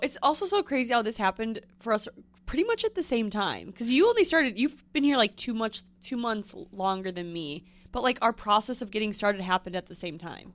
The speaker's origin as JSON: {"language": "English", "town": "Northfield", "region": "Minnesota", "country": "United States", "tie": "born or raised there", "also_born_or_lived": "North Dakota", "moved": "as an adult", "lives_now": "New York, United States", "said": "born there, raised there, and then I went to college in North Dakota, North Dakota State University, and then I moved back to Minnesota, and then now I live in New York."}